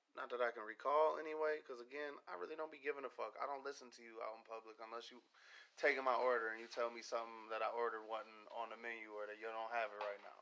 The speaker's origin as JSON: {"language": "English", "town": "Pontiac", "region": "Michigan", "country": "United States", "tie": "born or raised there", "moved": "yes", "said": "I grew up in Pontiac. I lived in Pontiac."}